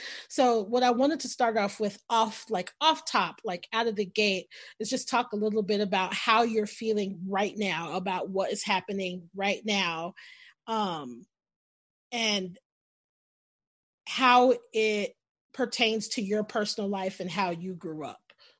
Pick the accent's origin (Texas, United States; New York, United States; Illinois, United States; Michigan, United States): Texas, United States; I was born and raised in Texas, so I have a very, very skewed and specific view of racism and police brutality and blah, blah, blah, blah, blah. But I live in Austin.